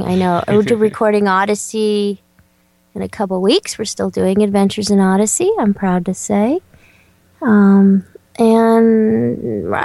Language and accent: English; Southern California, United States; I grew up in Southern California